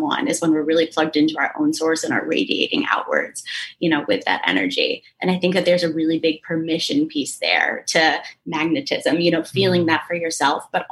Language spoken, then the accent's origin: English; Connecticut, United States; now in New York City, United States; I grew up in Connecticut, about an hour outside of the city